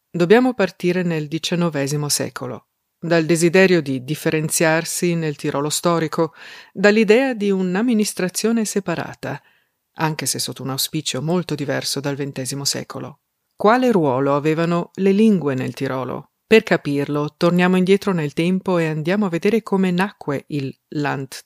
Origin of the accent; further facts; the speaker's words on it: South Tyrol, Trentino-Alto Adige, Italy; Ich bin eine Südtirolerin, die sich in zwei der drei Landessprachen gleichermaßen daheim fühlt